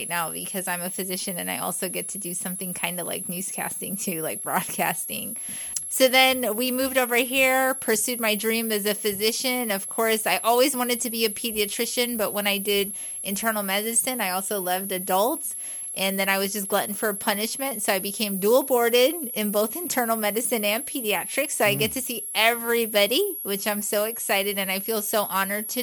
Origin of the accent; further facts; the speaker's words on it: Guyana; first language English; now in United States; I was born in Guyana, South America